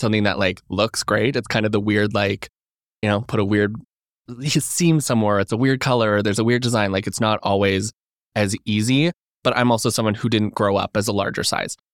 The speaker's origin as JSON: {"language": "English", "region": "Alberta", "country": "Canada", "moved": "as an adult", "lives_now": "Toronto, Canada", "said": "I'm from Alberta originally"}